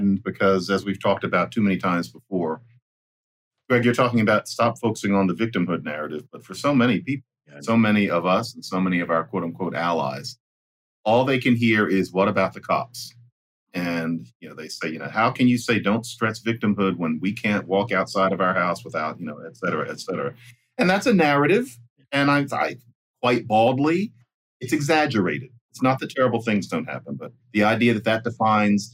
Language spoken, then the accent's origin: English; Philadelphia, Pennsylvania, United States; I grew up in Philadelphia under Frank Rizzo